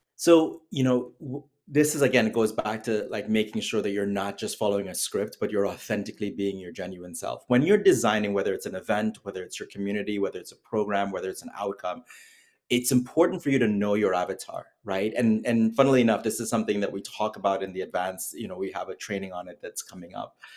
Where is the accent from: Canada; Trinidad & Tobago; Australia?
Trinidad & Tobago; moved away as an adult; now in United States; I was born and raised in Trinidad and Tobago